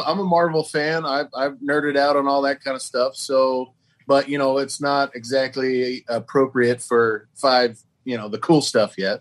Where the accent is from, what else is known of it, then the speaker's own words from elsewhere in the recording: Oklahoma, United States; we're all from Oklahoma